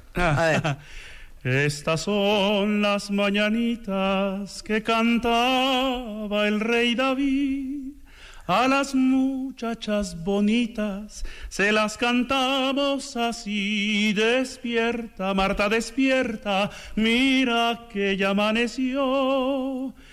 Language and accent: Spanish; Xalapa, Veracruz, Mexico; yo soy originario de Jalapa, Veracruz